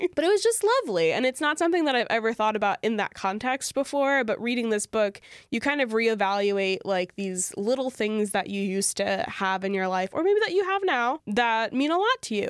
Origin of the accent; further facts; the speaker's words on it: Louisiana, United States; I grew up in Louisiana, which is a very Catholic place